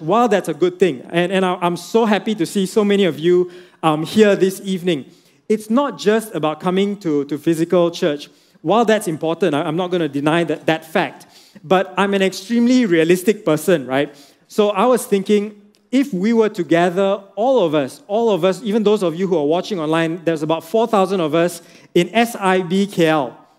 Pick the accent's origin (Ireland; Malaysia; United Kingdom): Malaysia; Penang; I'm from Penang